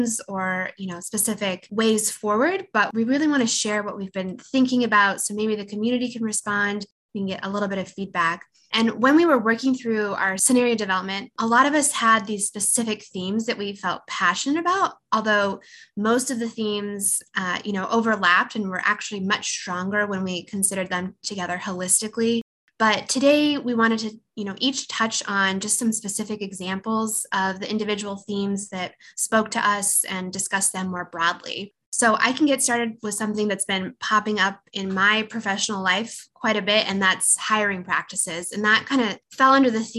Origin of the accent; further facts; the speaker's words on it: Pacific Northwest, United States; now in Santa Barbara, United States; I grew up in the Pacific Northwest of the United States, but now I call Santa Barbara in Southern California home.